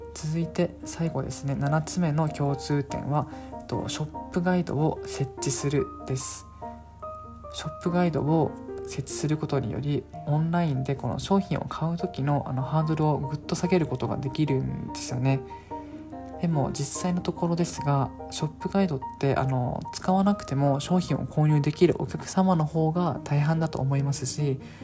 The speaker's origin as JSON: {"language": "Japanese", "region": "Okinawa", "country": "Japan", "tie": "born or raised there", "said": "僕 は地元沖縄でして、あの、沖縄にいますので"}